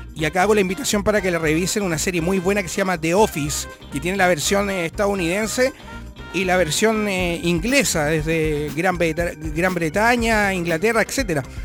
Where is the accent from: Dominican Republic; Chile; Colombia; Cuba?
Chile; como chileno